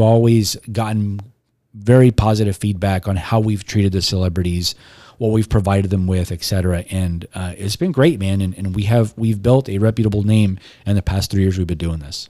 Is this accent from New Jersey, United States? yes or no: no; Robstown, Texas, United States; also born or lived in Corpus Christi; I'm from Robstown, but I was born here